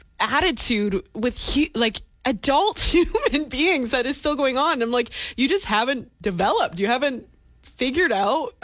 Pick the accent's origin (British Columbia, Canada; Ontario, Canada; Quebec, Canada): British Columbia, Canada; Port Moody; growing up in Port Moody